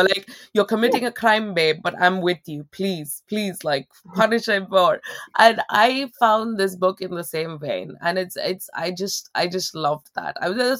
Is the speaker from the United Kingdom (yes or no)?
no; India; just as an Indian myself